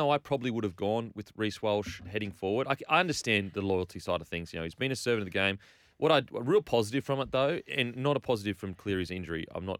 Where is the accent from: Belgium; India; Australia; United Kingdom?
Australia; As an Aussie, I just want someone that it's their first choice.